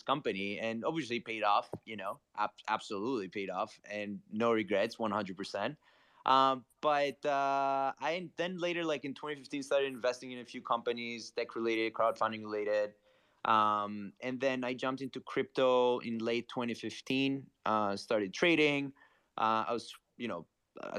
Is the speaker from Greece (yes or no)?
yes; Greece; moved away as an adult; now in New York City, United States; Born and raised in Greece, moved to New York City last year. I've been in and out the US for the past 10 years